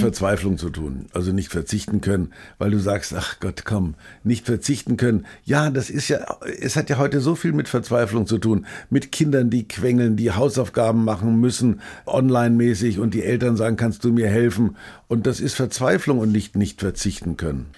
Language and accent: German; Bamberg, Bavaria, Germany; in Bamberg, meiner Geburtsstadt